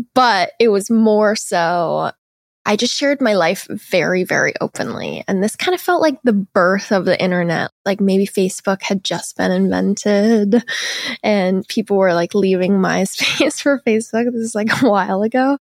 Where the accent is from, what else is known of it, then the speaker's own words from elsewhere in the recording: Seattle, Washington, United States; I'm from Seattle, Washington, which is, like, a very liberal city in the U S, but I grew up like, pretty religious